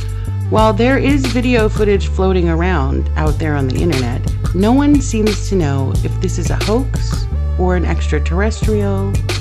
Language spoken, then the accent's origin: English; Central California, United States; I was born and raised in Central California.